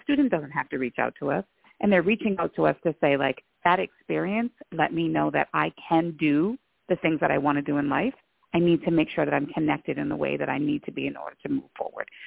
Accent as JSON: {"language": "English", "town": "Lewiston", "region": "Maine", "country": "United States", "tie": "born or raised there", "said": "I also identify as a person of color born and raised in Lewiston, Maine"}